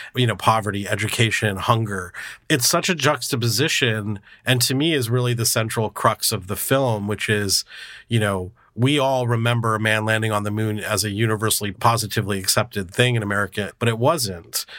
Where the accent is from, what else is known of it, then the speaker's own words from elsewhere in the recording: California, United States; I grew up in multiracial California